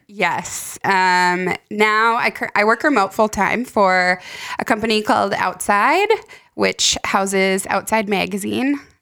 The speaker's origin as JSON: {"language": "English", "town": "Fergus Falls", "region": "Minnesota", "country": "United States", "tie": "born or raised there", "also_born_or_lived": "San Diego / Montana", "moved": "as an adult", "said": "all of my family is essentially from here. Some are scattered around the country now, but I would say ninety percent of us were born here or grew up here"}